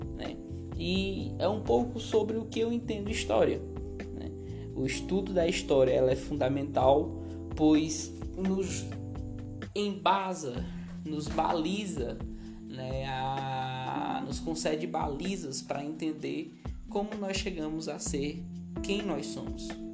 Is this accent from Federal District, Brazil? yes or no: yes; Brasília, Federal District, Brazil; moved away as an adult; also born or lived in Pará; now in Picos, Brazil; Cresci na capital do Brasil, Brasília, eu morei lá durante 15 anos